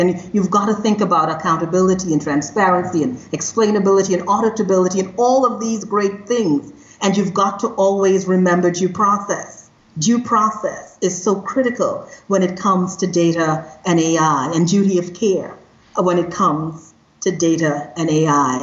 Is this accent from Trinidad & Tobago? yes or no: yes; Trinidad & Tobago; moved away; I am originally from Trinidad and Tobago. So I come from a country that is very diverse